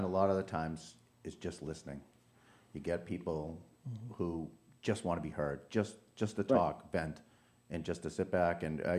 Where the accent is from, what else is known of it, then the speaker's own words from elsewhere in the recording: Arlington, Massachusetts, United States; moved away; So I grew up in the projects of East Arlington.